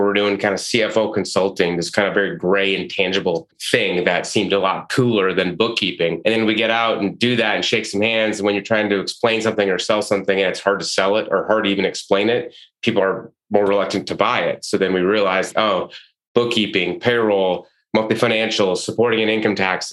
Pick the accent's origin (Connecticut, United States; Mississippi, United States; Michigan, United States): Michigan, United States; moved away as an adult; also born or lived in Detroit / Chicago; from a small town and did the college accounting route and got a big job at the big accounting firms. Worked at PricewaterhouseCoopers, and I'm from Michigan